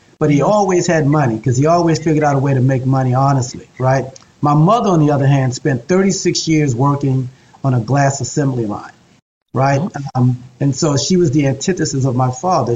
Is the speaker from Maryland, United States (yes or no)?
yes; Baltimore, Maryland, United States; Whitelock Street is a prominent street in Baltimore City, West Baltimore